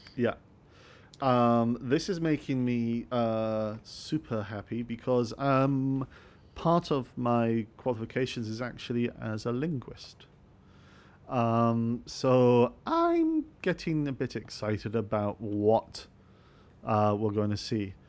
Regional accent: Scotland, United Kingdom; I'm actually Scottish

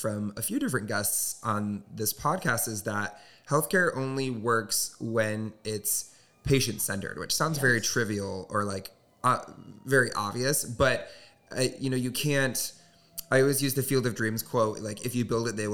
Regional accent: Southwest Michigan, United States; I grew up in Southwest Michigan, which is very conservative, very small town.

